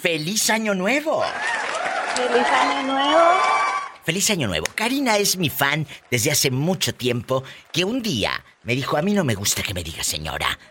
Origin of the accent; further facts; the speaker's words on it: Matamoros, Tamaulipas, Mexico; moved away; yo salí de mi tierra hace muchos años, que es Matamoros, Tamaulipas